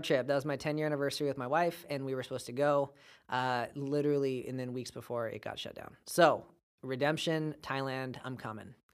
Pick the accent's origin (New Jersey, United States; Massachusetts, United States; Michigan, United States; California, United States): California, United States; Bakersfield; moved away as an adult; now in Fresno, United States; I am from Baco